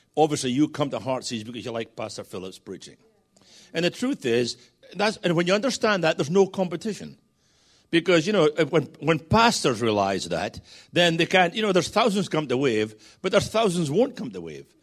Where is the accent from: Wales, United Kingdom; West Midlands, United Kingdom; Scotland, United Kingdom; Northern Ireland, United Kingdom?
Scotland, United Kingdom; I'm a Scotsman